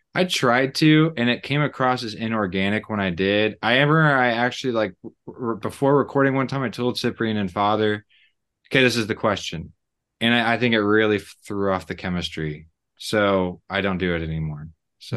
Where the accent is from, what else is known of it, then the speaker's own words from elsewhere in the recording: Missouri, United States; I'm from Missouri and I'm married